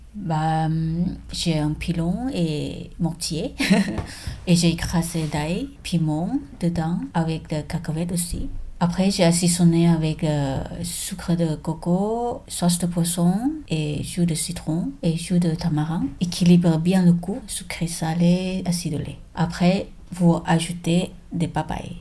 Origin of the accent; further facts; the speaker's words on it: Bangkok, Thailand; French is a second language; moved away as an adult; now in Toulouse, France; je suis née à Bangkok. Je suis venue ici euh, il y a 13 ans, donc c'est 2007